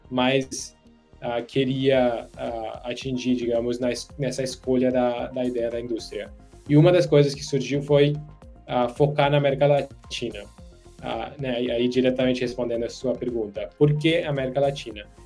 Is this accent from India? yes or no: yes; India; Portuguese is a second language; moved away as an adult; also born or lived in United States; eu sou indiano, nascido criado na Índia. É, por sorte, ah, acabei indo para os Estados Unidos para fazer faculdade